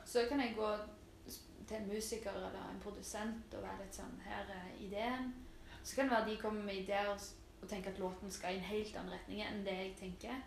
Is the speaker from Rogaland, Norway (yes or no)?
yes; Stavanger, Rogaland, Norway; moved away as an adult; now in Oslo, Norway; Jeg er jo fra Storhaug. Mm. Stavangers beste bydel